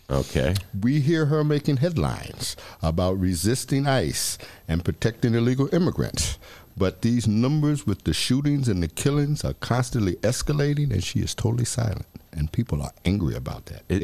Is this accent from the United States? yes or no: yes; the Bible Belt, United States; basically, we, we come from the Bible Belt. Okay, well, we stand on that. That's how we grew.